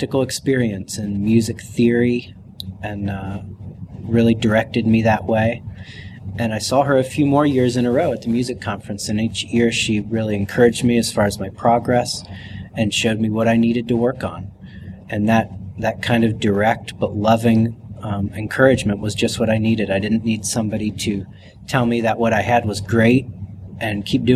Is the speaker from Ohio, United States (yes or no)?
yes; Cincinnati, Ohio, United States; I was raised in Cincinnati, Ohio, so I'm a Midwesterner.